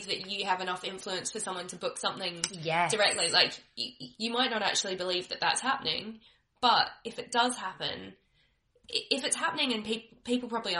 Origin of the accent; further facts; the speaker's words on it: Australia; I'm Australian